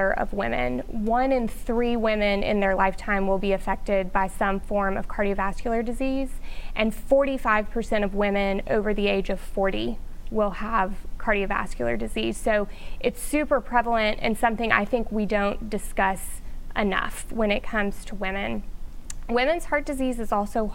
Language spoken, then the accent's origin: English; Shreveport, Louisiana, United States; I am from Shreveport, grew up here